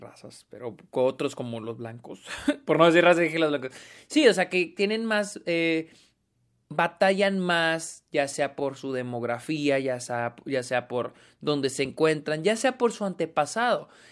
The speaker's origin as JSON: {"language": "Spanish", "country": "Mexico", "said": "yo soy mexicano"}